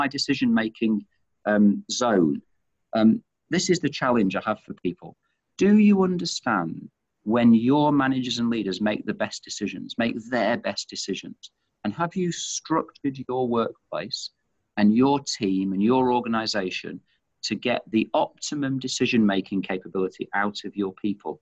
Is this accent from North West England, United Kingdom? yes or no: yes; Manchester, North West England, United Kingdom; moved away as an adult; now in Australia; you can tell from my accent, of course, and I've mentioned I'm from Manchester